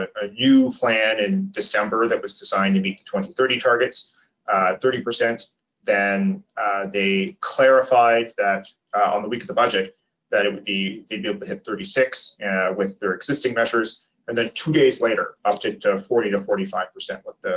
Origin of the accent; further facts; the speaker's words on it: Nova Scotia, Canada; I grew up in Nova Scotia, we all had baseboard heaters